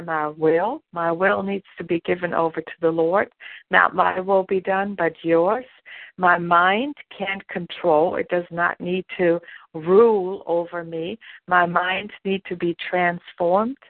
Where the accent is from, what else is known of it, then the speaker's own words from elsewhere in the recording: Germany; moved away as an adult; now in United States; I was born and raised in Germany. And I didn't come to the United States until I was almost 30 years old.